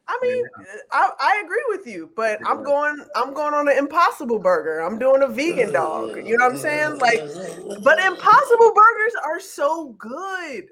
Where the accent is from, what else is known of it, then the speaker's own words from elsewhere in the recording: Chicago, Illinois, United States; I'm from Chicago.